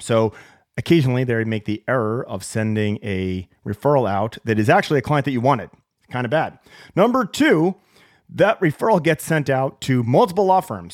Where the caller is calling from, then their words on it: Seattle, Washington, United States; I'm calling from Seattle, the land of coffee